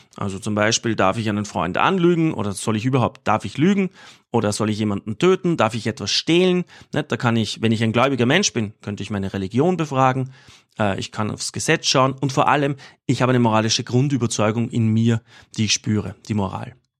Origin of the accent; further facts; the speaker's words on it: Austria; als, als Österreicher